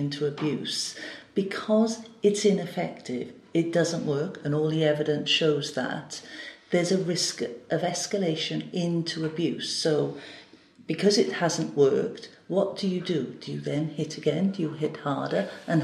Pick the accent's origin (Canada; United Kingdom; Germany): United Kingdom; Gwent Levels, Wales; moved away as an adult; also born or lived in Newport, Wales; I was brought up on the Gwent levels.